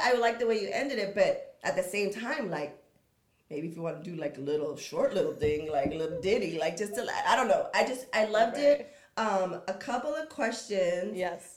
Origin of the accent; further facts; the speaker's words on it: San Diego, California, United States; I come from San Diego, but not like the best part or the best situation, no money. So we grew up with some with some skills